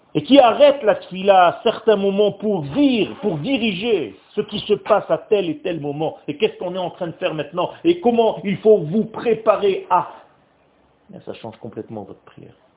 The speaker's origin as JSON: {"language": "French", "country": "Israel", "second_language": "French", "said": "Moi, le français, c'est une langue étrangère pour moi. Je suis israélien."}